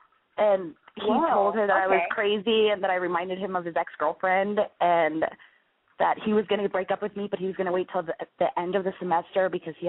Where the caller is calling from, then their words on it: San Francisco, California, United States; I am calling from San Francisco.